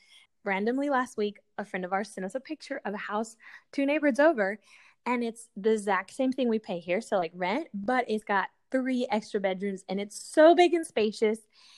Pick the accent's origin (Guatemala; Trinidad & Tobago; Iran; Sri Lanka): Guatemala; now in United States; Like, my parents are Colombian, USA, and then I was born in Guatemala.